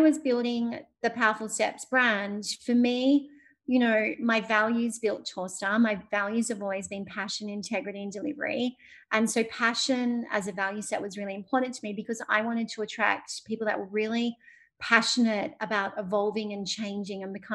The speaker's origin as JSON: {"language": "English", "town": "Sydney", "region": "New South Wales", "country": "Australia", "tie": "born or raised there", "said": "my hometown, Sydney"}